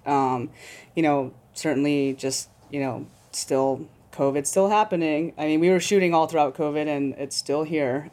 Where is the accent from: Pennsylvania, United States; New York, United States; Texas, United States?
New York, United States; New York City; I'm a New Yorker